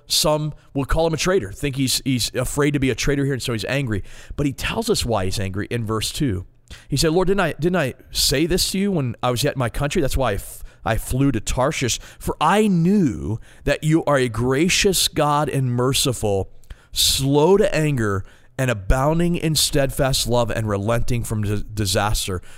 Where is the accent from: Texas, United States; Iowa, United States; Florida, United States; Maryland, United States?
Maryland, United States; moved away as an adult; now in Ohio, United States; I'm from Maryland, born and raised, been in Ohio for four years.